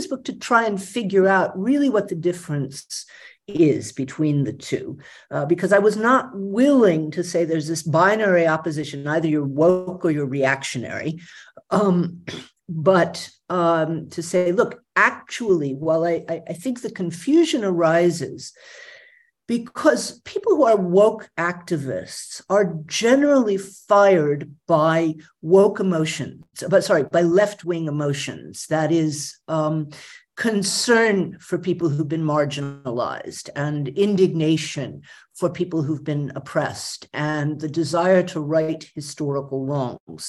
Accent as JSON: {"language": "English", "town": "Atlanta", "region": "Georgia", "country": "United States", "tie": "born or raised there", "said": "I grew up in Atlanta, Georgia, in the middle of the civil rights movement"}